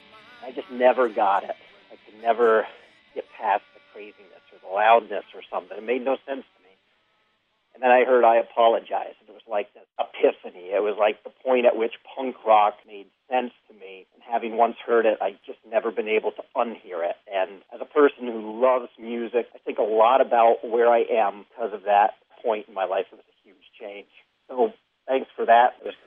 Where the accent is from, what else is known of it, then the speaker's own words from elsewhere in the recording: a small town in New York State, United States; now in Chicago, United States; As I grew up in a small town in state New York